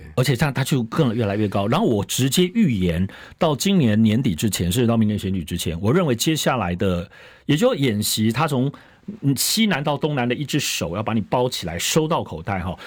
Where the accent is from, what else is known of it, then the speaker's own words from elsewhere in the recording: Hualien County, Taiwan; 我是花莲人嘛